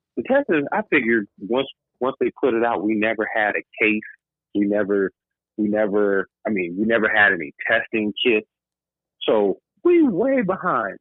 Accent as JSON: {"language": "English", "region": "New York", "country": "United States", "tie": "born or raised there", "moved": "yes", "lives_now": "California, United States", "said": "cat I grew up with in New York"}